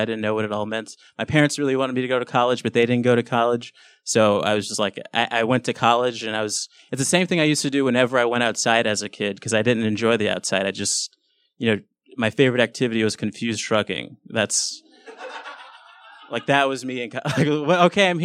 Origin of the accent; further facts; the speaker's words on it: Los Angeles, California, United States; I grew up in South Central LA, which is a pretty bad neighborhood.